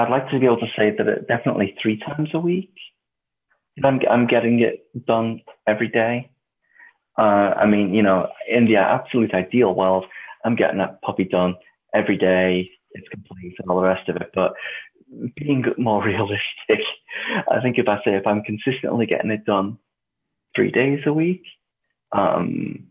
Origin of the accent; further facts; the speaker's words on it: England, United Kingdom; now in United States; being an Englishman in America.